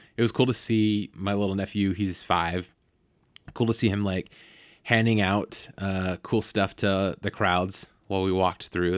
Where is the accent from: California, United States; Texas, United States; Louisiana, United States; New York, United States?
California, United States; Bay Area; I grew up in the Bay Area